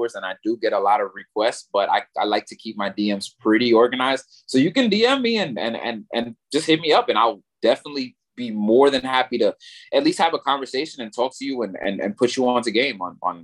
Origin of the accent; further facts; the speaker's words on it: New York, United States; also born or lived in Puerto Rico; I'm from New York and I live in a pretty Spanish neighborhood in New York